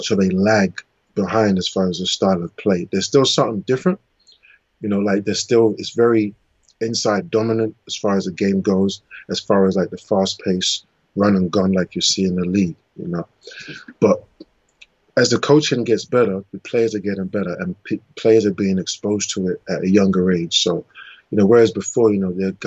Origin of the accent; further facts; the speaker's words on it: England, United Kingdom; I was born in England